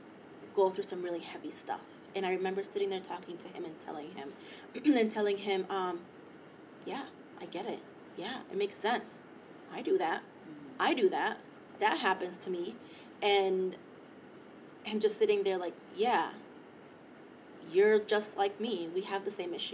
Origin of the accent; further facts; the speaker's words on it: Mexico City, Mexico; moved away; I took a trip down, to Mexico City, so my hometown, where I was born